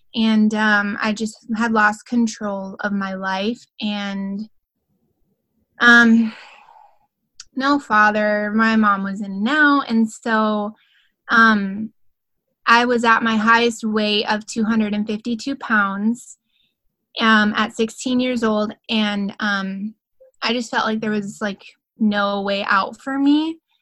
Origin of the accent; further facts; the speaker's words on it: Grand Rapids, Michigan, United States; moved away as an adult; now in Alexandria, United States; I'm actually from Grand Rapids, Michigan